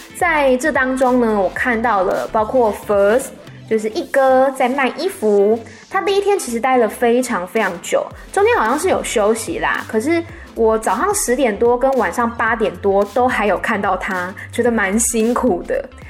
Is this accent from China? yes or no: no; Taiwan; moved away as an adult; now in Bangkok, Thailand; 我来自台湾